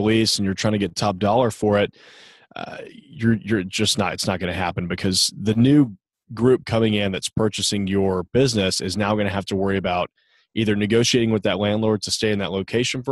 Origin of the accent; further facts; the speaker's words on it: Nashville, Tennessee, United States; growing up in Nashville was a really, really tiny town.